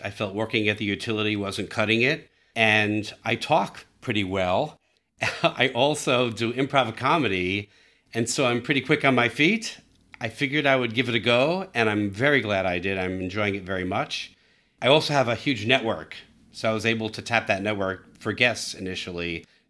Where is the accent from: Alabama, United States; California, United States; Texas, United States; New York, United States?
California, United States; San Diego; making my hometown a better place to live. And I'm glad that part of making San Diego a better place to live is by reducing greenhouse gases.